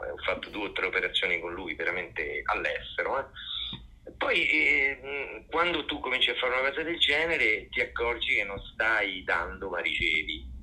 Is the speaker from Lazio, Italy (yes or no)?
yes; Rome, Lazio, Italy; io sono di Roma